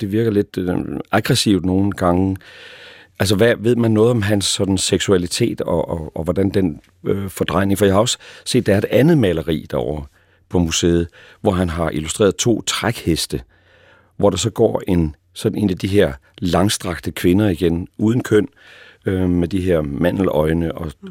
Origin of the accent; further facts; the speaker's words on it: East Jutland, Central Denmark Region, Denmark; Og nu er jeg jo selv østjyde